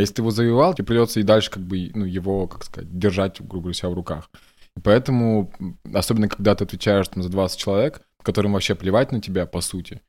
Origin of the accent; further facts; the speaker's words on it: Sheksna, Vologda Oblast, Russia; moved away; я типа чувак из Шексны какой-то. Никто не знает вообще, где это находится